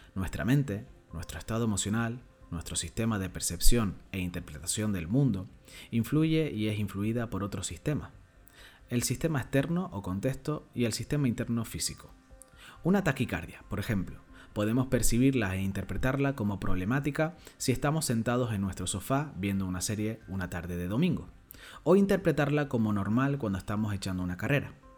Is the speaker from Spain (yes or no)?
yes; Canary Islands, Spain; soy un canario cada vez más orgulloso